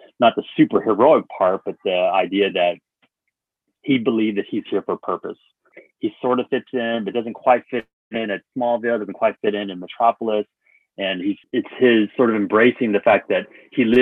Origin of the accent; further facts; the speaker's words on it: Dallas, Texas, United States; growing up in Texas, you know, it was really challenging because I grew up in a community